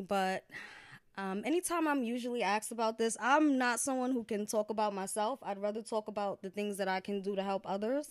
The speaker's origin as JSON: {"language": "English", "town": "Yonkers", "region": "New York", "country": "United States", "tie": "born or raised there", "also_born_or_lived": "Valhalla, New York"}